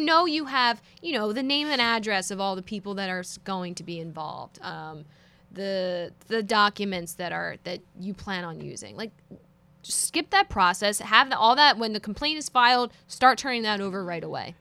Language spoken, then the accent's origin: English; Philadelphia, Pennsylvania, United States; I'm from Philadelphia